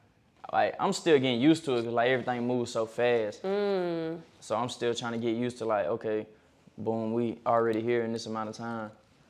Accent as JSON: {"language": "English", "region": "Alabama", "country": "United States"}